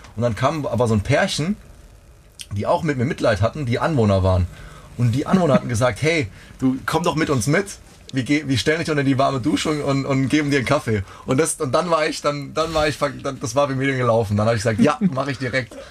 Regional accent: Neustadt an der Weinstraße, Rhineland-Palatinate, Germany; ich bin in den, in den äh, Pfalz-Kriterien groß geworden. Also ich komme Neustadt, aus Neustadt an der Weinstraße

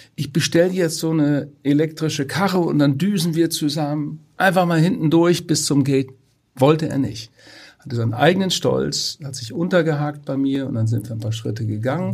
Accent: Twistringen, Lower Saxony, Germany; in meinem Heimatort Twistringen

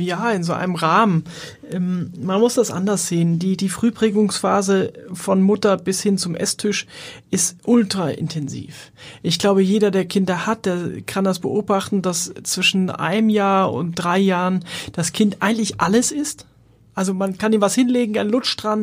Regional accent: Hamburg, Germany; moved away as an adult; bin in Wohldorf aufgewachsen

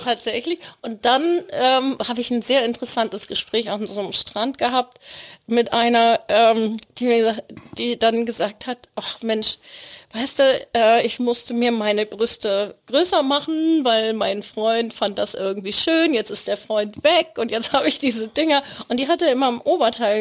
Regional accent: Plön, Schleswig-Holstein, Germany; Ich komme aus Plön

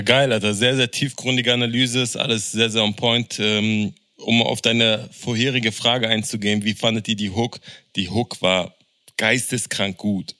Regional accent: Berlin, Germany; als jemand, der in äh, Deutschland aufgewachsen ist, der in Berlin aufgewachsen ist

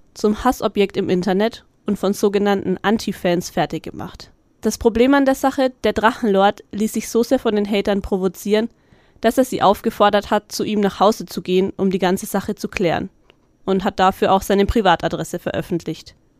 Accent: Middle Franconia, Bavaria, Germany; bei uns in Mittelfranken

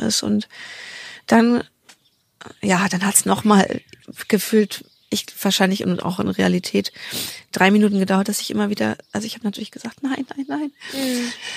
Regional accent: NRW, North Rhine-Westphalia, Germany; bei uns in NRW

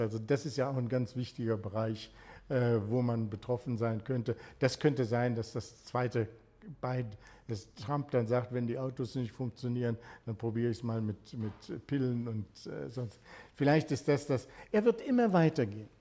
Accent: Germany; Als Deutscher

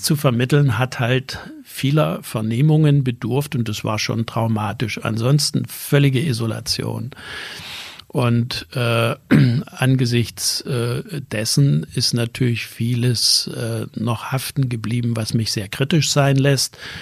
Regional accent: Erzgebirge, Saxony, Germany; moved away; also born or lived in Braunschweig; ich bin in der DDR geboren im Erzgebirge dort aufgewachsen

